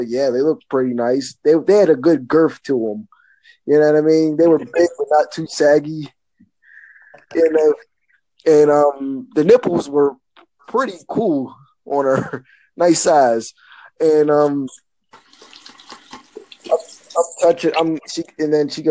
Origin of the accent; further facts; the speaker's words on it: Pittsburgh, Pennsylvania, United States; I'm from Pittsburgh